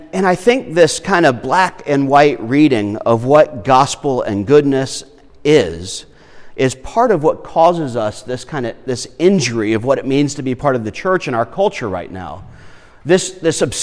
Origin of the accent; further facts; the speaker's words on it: Irmo, South Carolina, United States; I grew up in Irmo where, you know, eggs come from the store.